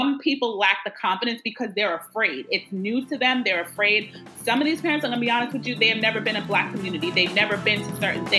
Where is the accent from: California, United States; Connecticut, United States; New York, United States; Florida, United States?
New York, United States; Long Island; also born or lived in Bronx, New York; now in Maryland, United States; I was born in the Bronx, and then I grew up on Long Island